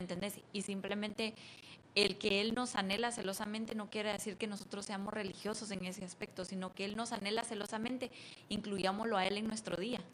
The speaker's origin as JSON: {"language": "Spanish", "town": "Antigua Guatemala", "region": "Sacatepéquez", "country": "Guatemala", "tie": "born or raised there", "moved": "as an adult", "lives_now": "United States", "said": "Yo nací en Antigua y me mudé a Estados Unidos a los 20, 21."}